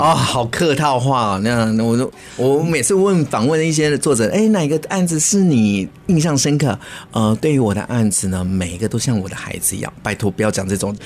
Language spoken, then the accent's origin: Chinese; Taipei, Taiwan; moved away as an adult; now in Taichung, Taiwan; 以前我是台北人，我在台中开始在做婚礼产业的主持人